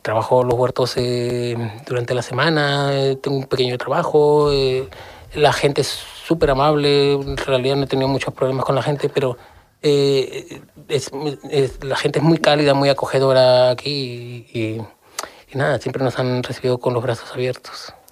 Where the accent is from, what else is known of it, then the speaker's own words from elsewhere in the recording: Lima, Peru; moved away as an adult; now in Seville, Spain; viniendo de, de donde vengo, yo soy de Lima